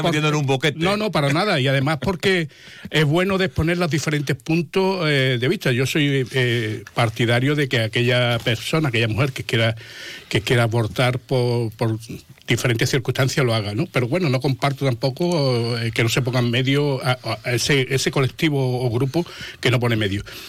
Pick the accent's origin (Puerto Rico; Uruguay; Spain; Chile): Spain; Jerez de la Frontera, Andalusia; yo vivo Jerez, soy de Jerez